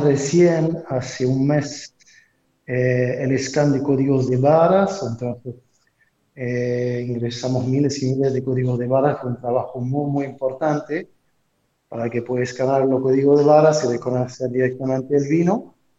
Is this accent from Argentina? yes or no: no; France; moved away as an adult; now in Montevideo, Uruguay; soy francés, antes estuve en Francia